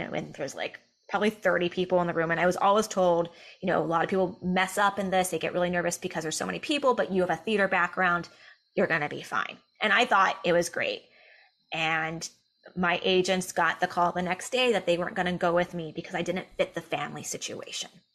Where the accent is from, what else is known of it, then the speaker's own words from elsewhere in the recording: Southern California, United States; growing up in Southern California, but I was in a very white school